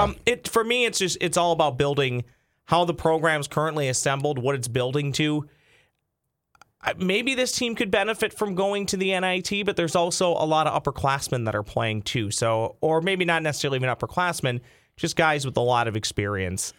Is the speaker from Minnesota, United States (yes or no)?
yes; Lakeville, Minnesota, United States; I grew up in Lakeville, not far from the Twins Pro Shop in Apple Valley.